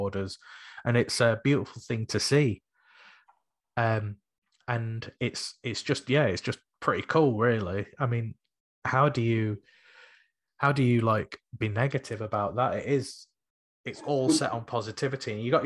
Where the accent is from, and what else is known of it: Sheffield, Yorkshire and the Humber, United Kingdom